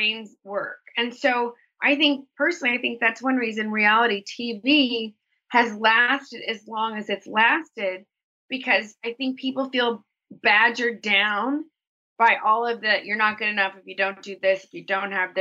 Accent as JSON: {"language": "English", "region": "Texas", "country": "United States", "tie": "born or raised there", "said": "I grew up in Texas mm-hmm. in the 80s"}